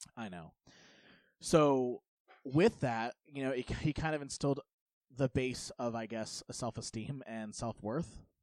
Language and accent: English; United States; I kind of grew up in the middle of nowhere uh, in, in Polk County